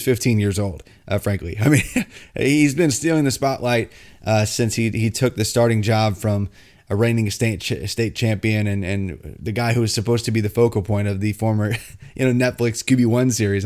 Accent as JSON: {"language": "English", "region": "Indiana", "country": "United States", "moved": "yes", "said": "I'm from Indiana originally"}